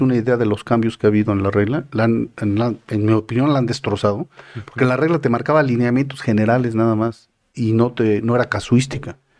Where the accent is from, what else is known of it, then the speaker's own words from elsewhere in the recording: Mexico; yo como mexicano.